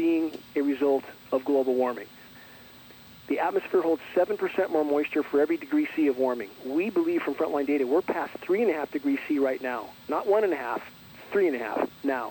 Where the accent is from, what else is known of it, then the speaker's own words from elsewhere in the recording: Southern California, United States; I grew up in Southern California